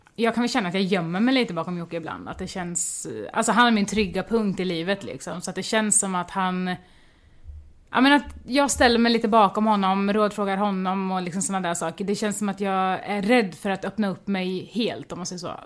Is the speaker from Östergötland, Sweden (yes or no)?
yes; Mjölby, Östergötland, Sweden; jag kommer från Mjölby, en liten håla